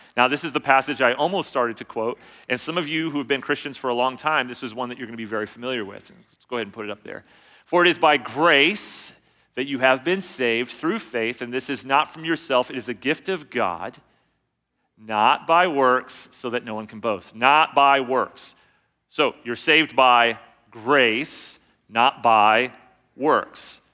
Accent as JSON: {"language": "English", "region": "California", "country": "United States", "tie": "born or raised there", "said": "I grew up in California"}